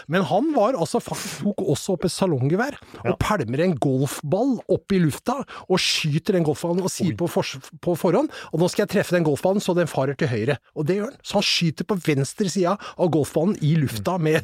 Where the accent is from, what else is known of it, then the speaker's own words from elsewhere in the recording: Asker, Akershus, Norway; Jeg er fra Asker.